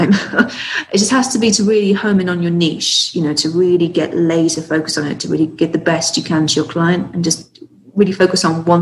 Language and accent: English; the South, United States; accent: Southern; That's my southern accent.